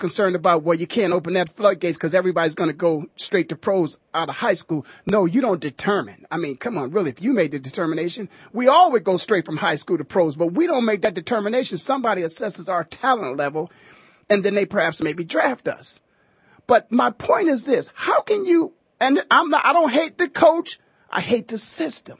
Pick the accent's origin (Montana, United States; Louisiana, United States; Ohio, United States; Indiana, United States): Ohio, United States; Canton; now in Phoenix, United States; born and raised in Canton, Ohio myself